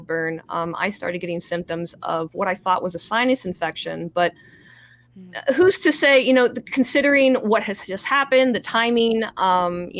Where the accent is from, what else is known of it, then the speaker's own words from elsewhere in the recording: near East Palestine, Ohio, United States; we've lived here our entire lives. And, you know, even though I'm not from East Palestine, that's just the town up the street